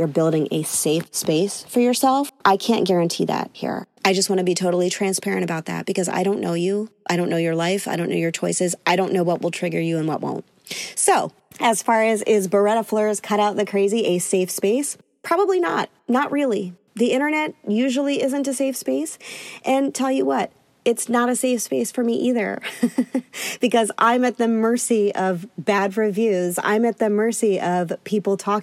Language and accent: English; Northeast, United States; growing up in the Northeast